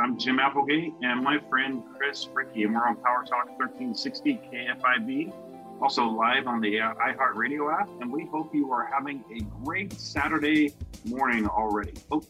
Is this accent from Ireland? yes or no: no; United Kingdom; now in Modesto, United States; I'm a British citizen. I've lived in a different country, 6,000 miles away from my parents for 30 years now.